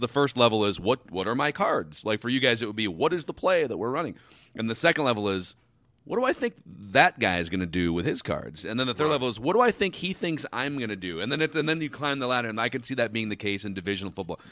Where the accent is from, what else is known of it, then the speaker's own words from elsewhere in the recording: Minnesota, United States; I grew up in Minnesota